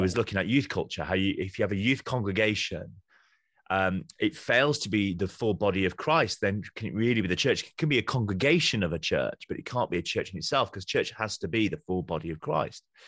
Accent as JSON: {"language": "English", "region": "Yorkshire and the Humber", "country": "United Kingdom", "moved": "as an adult", "said": "I'm a Yorkshireman on mission to the South"}